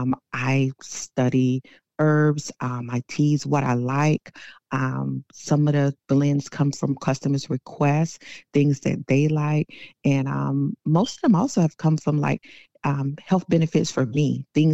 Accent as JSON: {"language": "English", "region": "South Carolina", "country": "United States", "tie": "born or raised there", "moved": "yes", "lives_now": "Temple, Georgia, United States", "said": "born and raised in South Carolina"}